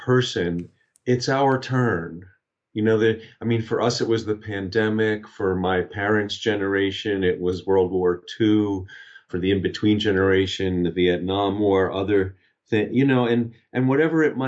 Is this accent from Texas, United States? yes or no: no; Long Island, New York, United States; also born or lived in Albany, New York; I grew up on Long Island in outside of New York City